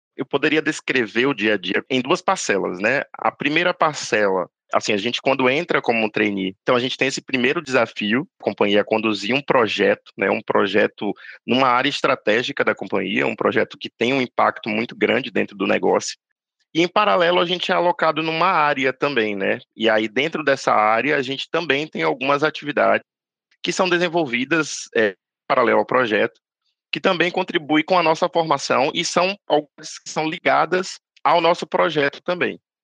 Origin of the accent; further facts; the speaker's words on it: Bahia, Brazil; moved away; natural da Bahia